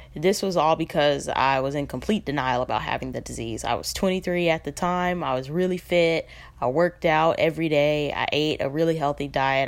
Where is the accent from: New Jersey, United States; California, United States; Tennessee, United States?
California, United States; Los Angeles; I'm from Los Angeles, California